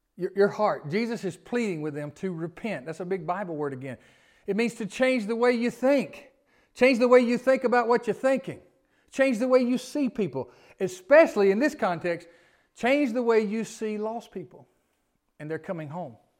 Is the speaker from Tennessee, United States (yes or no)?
yes; Memphis, Tennessee, United States; now in Gilbertown, United States; I'm from Memphis